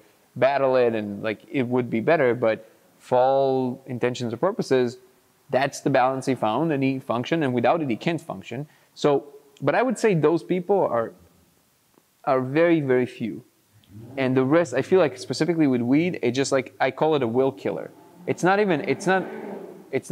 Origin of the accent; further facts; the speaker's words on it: Lod, Central District, Israel; grew up in Lod in Israel, which is like, you know, the drug capital of Israel